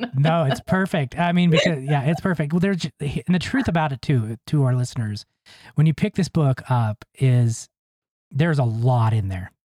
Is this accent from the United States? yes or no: yes; Ogden, Utah, United States; I'm from Utah. grew up here, non LDS.